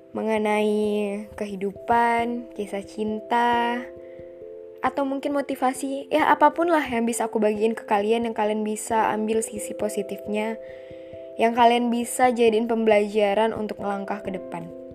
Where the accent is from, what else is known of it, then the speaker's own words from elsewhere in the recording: Pematangsiantar, North Sumatra, Indonesia; now in Medan, Indonesia; Aslinya sih dari Siantar